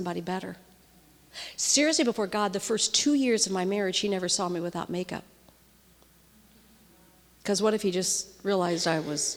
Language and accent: English; St. Louis, Missouri, United States; I grew up in the Midwest in St. Louis